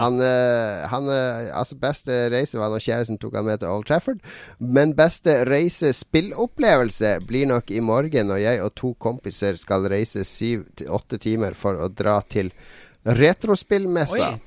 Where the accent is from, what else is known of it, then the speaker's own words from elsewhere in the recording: Harstad, Troms, Norway; vi var hjemme i Harstad hver helg.